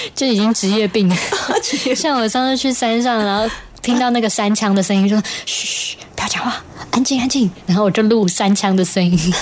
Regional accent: Puli, Nantou County, Taiwan; 因为我是南投普里，普里人

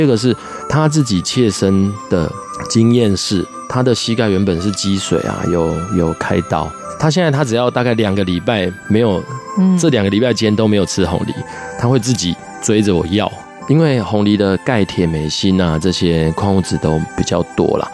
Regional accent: Pingtung County, Taiwan; 我老家在屏东

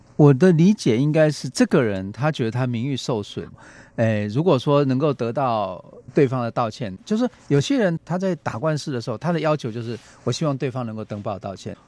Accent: Taiwan; 我们台湾人

